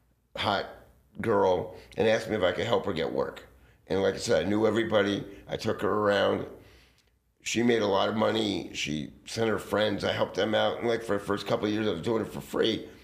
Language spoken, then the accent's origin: English; Los Angeles, California, United States; also born or lived in Santa Monica, California; I grew up right in this neighborhood by Fairfax and Sunset